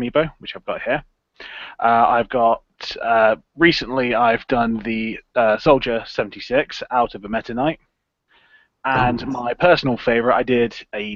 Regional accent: England, United Kingdom; I'm from England, as you can probably guess from my accent

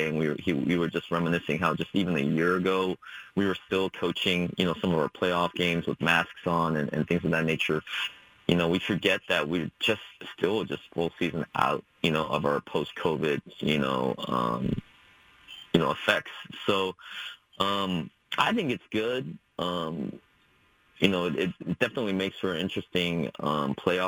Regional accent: Springfield, Oregon, United States; I grew up in Springfield, Oregon.

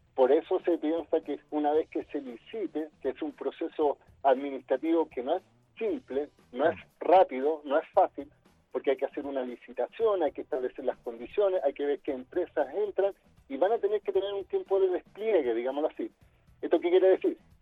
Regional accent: Chile; como chilenos

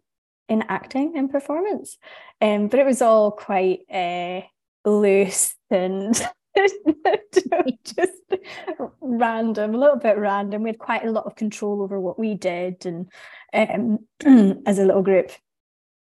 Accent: Inverness, Scotland, United Kingdom; also born or lived in Edinburgh; I grew up in Inverness

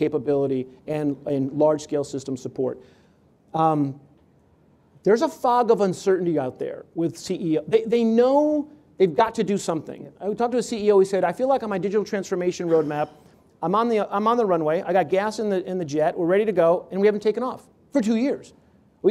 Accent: Connecticut, United States; I grew up in Connecticut and we didn't have a home team for football

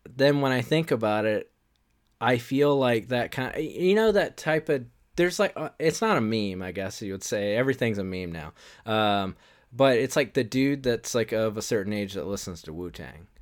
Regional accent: the South, United States; we're from the South

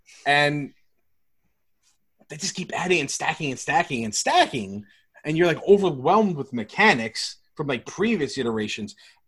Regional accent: New York, United States; As a New Yorker.

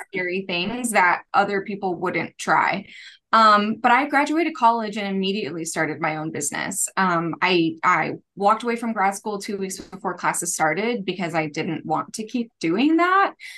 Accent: United States; also born or lived in Kansas City / Tulsa, Oklahoma; I grew up in, in both Kansas City and Tulsa

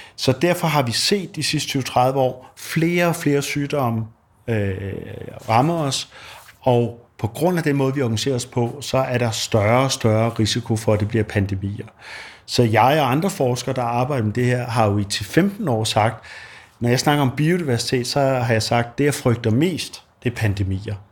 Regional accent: Denmark; som dansker

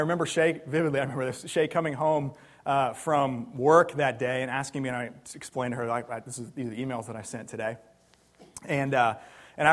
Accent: New Jersey, United States; also born or lived in Kansas City; now in Philadelphia, United States; I grew up in New Jersey

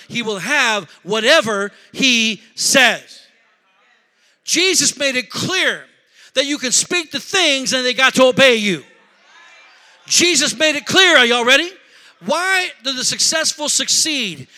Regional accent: Rockford, Illinois, United States; now in Milwaukee, United States; I'm from Rockford, Illinois

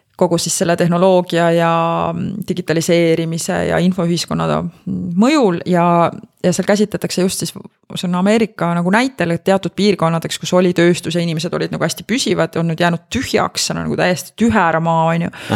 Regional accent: Rakvere, Lääne-Viru County, Estonia; ma kasvasin Rakveres

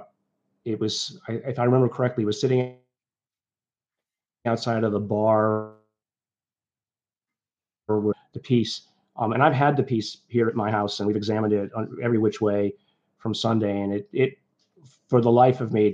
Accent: Liverpool, North West England, United Kingdom; now in United States; I was born in England, you know, we left because of the conservative nature. I was born in Liverpool

